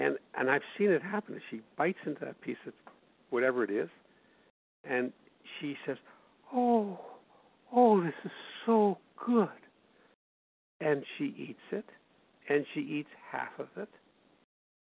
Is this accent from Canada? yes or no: yes; Winnipeg, Manitoba, Canada; my hometown of Winnipeg